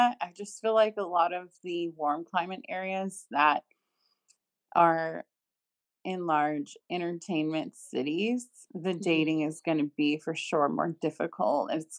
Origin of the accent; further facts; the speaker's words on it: Georgia, United States; moved away as an adult; now in Los Angeles, United States; I am originally from Georgia, and I've been in LA for about 13 years, 14, something like that, a long time.